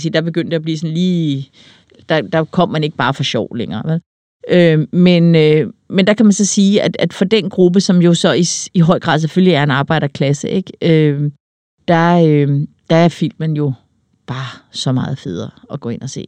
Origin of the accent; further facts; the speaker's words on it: Denmark; hvem vi er som danskere